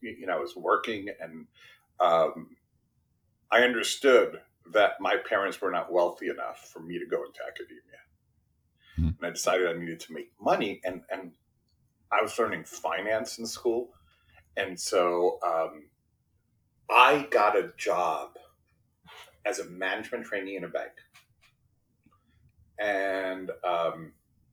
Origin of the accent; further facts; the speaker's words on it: New York City, New York, United States; first language Spanish; English is a second language; I grew up in Brooklyn, New York, in a blue collar house